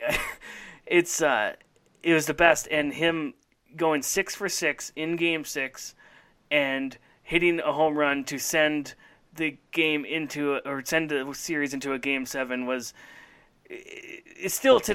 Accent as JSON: {"language": "English", "region": "Minnesota", "country": "United States", "tie": "born or raised there", "said": "I grew up in Minnesota."}